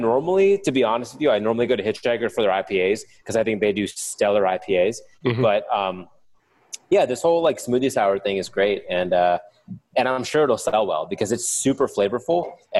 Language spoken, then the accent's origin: English; Canton, Ohio, United States; now in Pittsburgh, United States; I'm from Ohio.